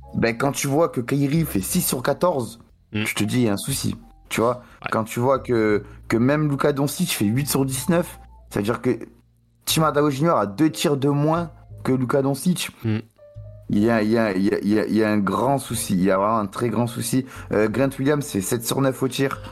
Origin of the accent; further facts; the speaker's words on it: France; en tant que Français